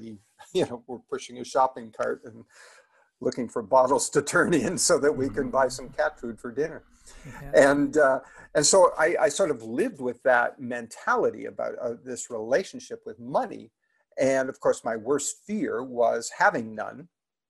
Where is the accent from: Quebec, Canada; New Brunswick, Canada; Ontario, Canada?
Ontario, Canada; just outside of Toronto; I grew up just outside of Toronto